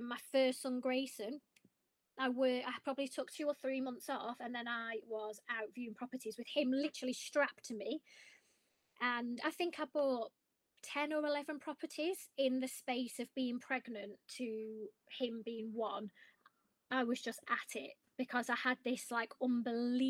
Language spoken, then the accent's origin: English; Blackpool, North West England, United Kingdom; I'm from Blackpool